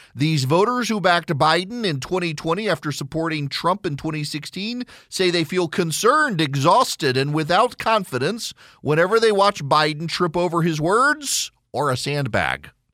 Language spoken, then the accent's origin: English; Louisiana, United States; I'm from Louisiana